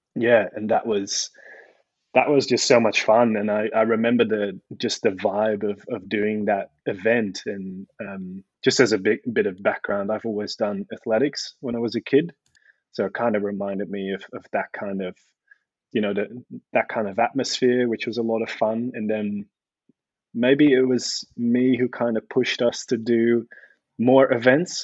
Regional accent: Netherlands; moved away as an adult; also born or lived in Delft, Netherlands; now in Melbourne, Australia; Born and raised in the Netherlands

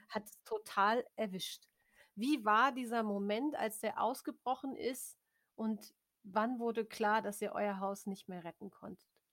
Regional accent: Germany; als Deutscher

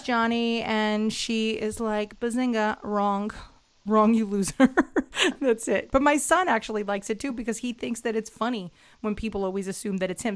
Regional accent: New York City, New York, United States; as a New Yorker

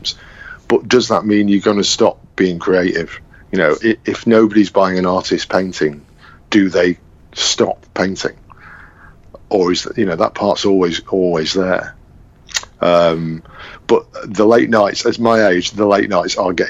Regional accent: Manchester, North West England, United Kingdom; also born or lived in London; I'm this guy from Manchester

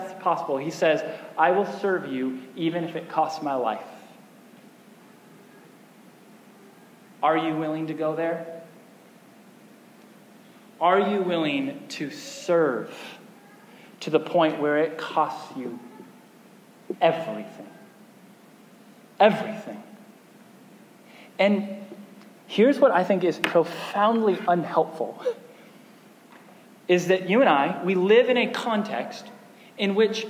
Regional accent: United States; as an American pastor

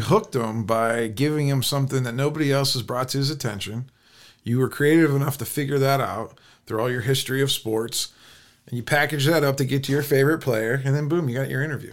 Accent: Canton, Ohio, United States; moved away as an adult; now in Pittsburgh, United States; I grew up in Canton

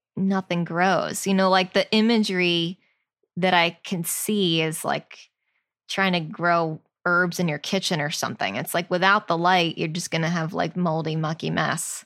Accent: New Jersey, United States; we're from New Jersey

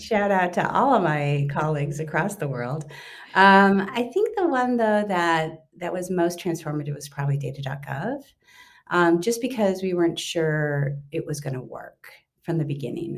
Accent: Los Angeles, California, United States; moved away as an adult; it led me back to my hometown. So I've been working for the last five years for Mayor Eric Garcetti here in Los Angeles

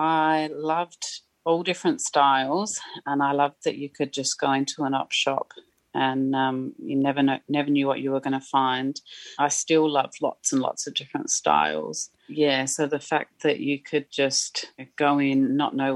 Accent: England, United Kingdom; moved away; I grew up in England in a tiny little town.

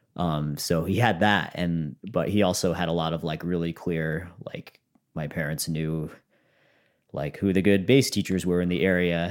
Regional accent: Conway, Massachusetts, United States; I grew up in Franklin County, which is closer to Vermont and more rural

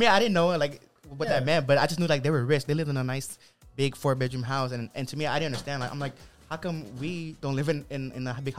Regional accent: Long Beach, California, United States; we grew up in Long Beach.

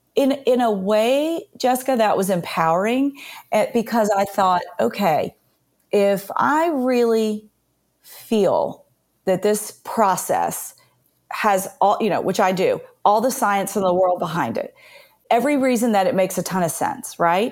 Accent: Nashville, Tennessee, United States; So I was born and raised in Nashville. I had kind of the really pretty traditional Southern conservative upbringing

